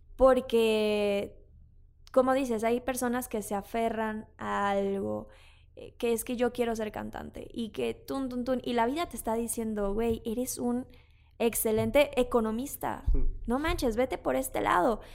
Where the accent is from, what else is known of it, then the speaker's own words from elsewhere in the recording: Mexico; sí soy mexicana